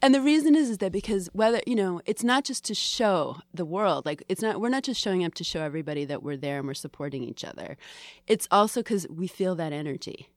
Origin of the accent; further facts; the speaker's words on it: Boston, Massachusetts, United States; also born or lived in Salem / Bryn Mawr; I grew up in Greater Boston